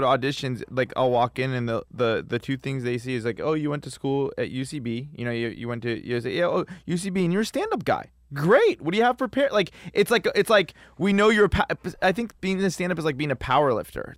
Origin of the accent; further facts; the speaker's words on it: Los Angeles, California, United States; born and raised in Los Angeles